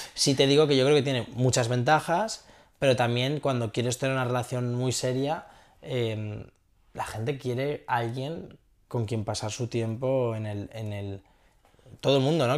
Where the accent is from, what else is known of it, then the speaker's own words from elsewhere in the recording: Castellón de la Plana, Valencian Community, Spain; moved away as an adult; now in San Francisco, United States; soy un tío de Castellón